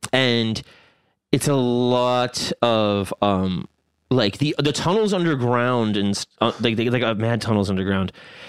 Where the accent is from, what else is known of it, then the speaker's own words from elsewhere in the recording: Long Island, New York, United States; I say Pakistan because I'm from Long Island.